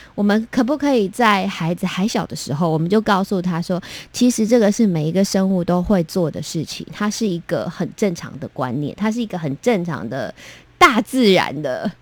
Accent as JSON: {"language": "Chinese", "country": "Taiwan", "first_language": "Taiwanese Hokkien", "second_language": "Chinese", "said": "英文是我的第二语言，应该是说我的第三语言，我的母语是台语，然后中文，然后，然后这个是英文，从小读书就是用这样子的语言"}